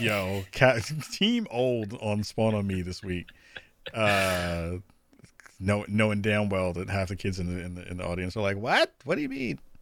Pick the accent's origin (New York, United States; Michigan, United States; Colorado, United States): New York, United States; New York City; I'm a regular dude from the, from the Bronx